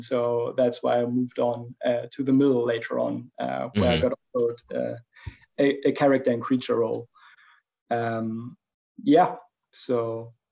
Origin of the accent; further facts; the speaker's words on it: Germany; English is a second language; as you might pick up from my accent, I'm, I'm from Germany